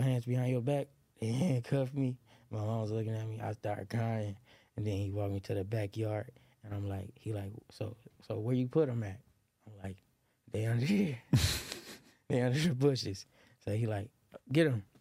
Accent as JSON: {"language": "English", "town": "Los Angeles", "region": "California", "country": "United States", "tie": "born or raised there", "also_born_or_lived": "Lynwood, California / Moreno Valley, California", "moved": "yes", "said": "I was born in Linwood, California, at, uh, at Saint Francis Hospital, and I grew up on the hundred and third"}